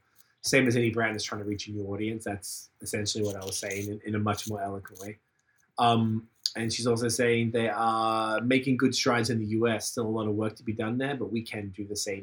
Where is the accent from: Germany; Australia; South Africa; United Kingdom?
Australia; now in Montreal, Canada; we're from Australia